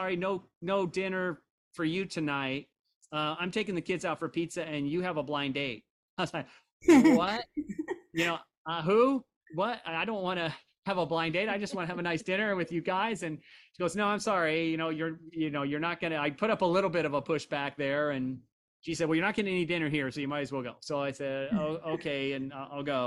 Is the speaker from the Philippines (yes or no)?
no; Indiana, United States; I am from Indiana. I have Midwestern values